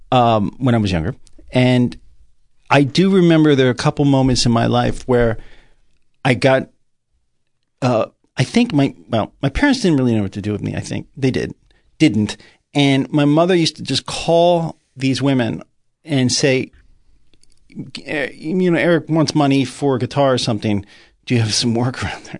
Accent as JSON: {"language": "English", "town": "Greenwich", "region": "Connecticut", "country": "United States", "tie": "born or raised there", "also_born_or_lived": "New York City / Riverdale, New York", "said": "where I grew up in Greenwich"}